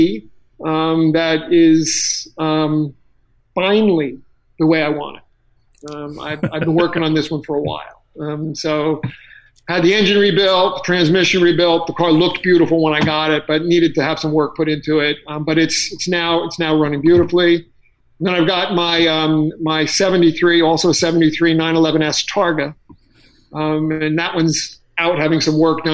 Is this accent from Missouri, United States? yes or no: no; Ocean County, New Jersey, United States; I grew up in Ocean County, New Jersey